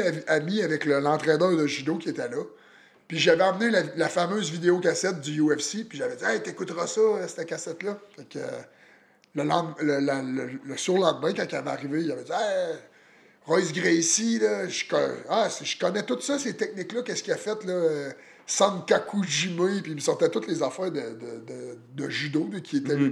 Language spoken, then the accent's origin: French; Plessisville, Quebec, Canada; also born or lived in Victoriaville; je suis natif de Plessisville